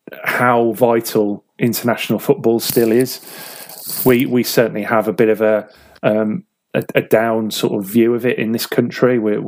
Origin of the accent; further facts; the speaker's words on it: England, United Kingdom; as English people, we carry a certain amount of ingrained guilt towards our British counterparts